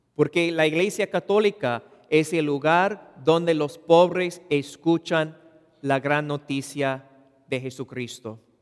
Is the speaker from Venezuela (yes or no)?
no; Los Angeles, California, United States; Spanish is a second language; yo nací y crecí en Woodland Hills, en el Valle de San Fernando